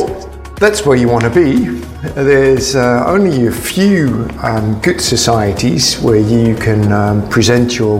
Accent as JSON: {"language": "English", "country": "Netherlands", "said": "I'm from the Netherlands"}